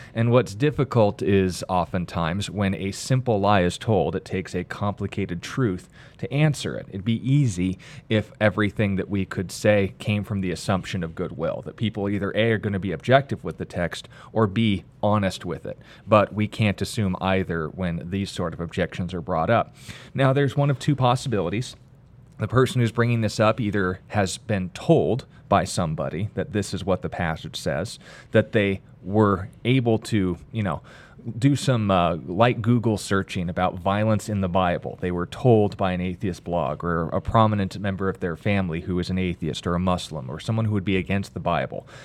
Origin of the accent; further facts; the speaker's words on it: United States; I'm an American